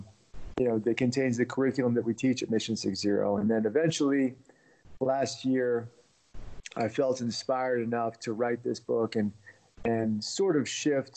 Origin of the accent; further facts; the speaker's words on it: Washington, D.C. area in Virginia, United States; also born or lived in Russia; I grew up in the Washington, D.C. area in Virginia.